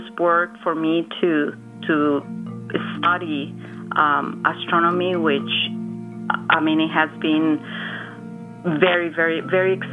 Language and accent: English; Guadalajara, Jalisco, Mexico; moved away; I grew up in Mexico, in Guadalajara